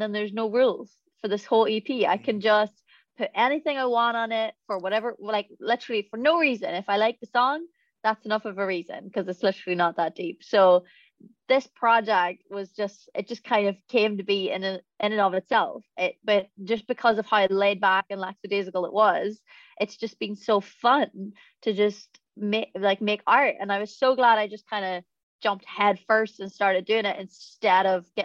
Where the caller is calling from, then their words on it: England, United Kingdom; Uh, I come from England.